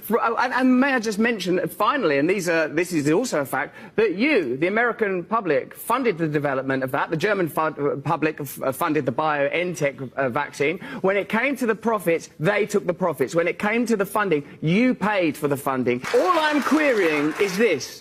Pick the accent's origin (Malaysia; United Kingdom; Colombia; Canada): United Kingdom; England; I'm English